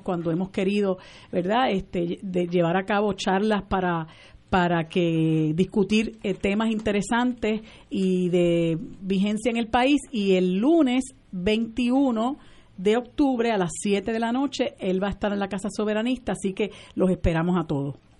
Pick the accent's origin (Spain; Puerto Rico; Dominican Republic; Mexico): Puerto Rico